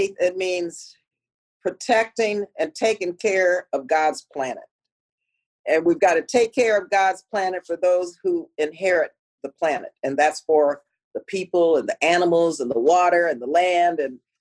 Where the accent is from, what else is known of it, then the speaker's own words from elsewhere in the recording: El Paso, Texas, United States; my growing up in El Paso, Texas